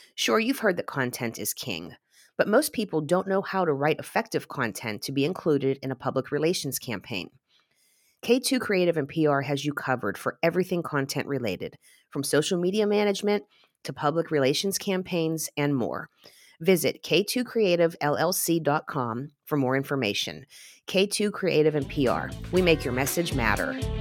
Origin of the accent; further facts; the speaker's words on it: Glassport, Pennsylvania, United States; I grew up in Little Rivertown, Glassport, along the Monongahela River.